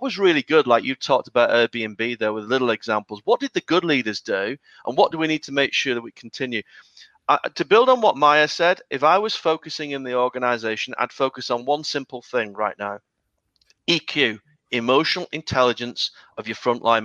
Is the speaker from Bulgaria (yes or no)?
no; United Kingdom; I'm British